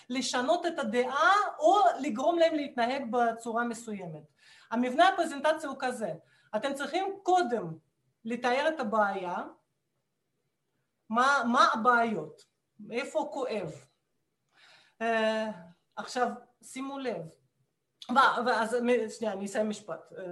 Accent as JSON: {"language": "Hebrew", "country": "Russia", "second_language": "Hebrew", "moved": "yes", "lives_now": "Israel", "said": "ואני כמו רוסייה ממוצעת נורמלית, אני כשהייתי ילדה וגם בגיל יותר נכון, אני, אני למדתי פסנתר ומתמטיקה"}